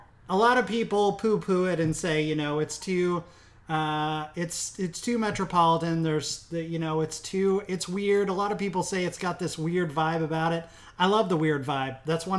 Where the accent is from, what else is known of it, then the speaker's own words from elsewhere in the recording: Midwest, United States; I'm from the Midwest, so I have very Midwestern tastes.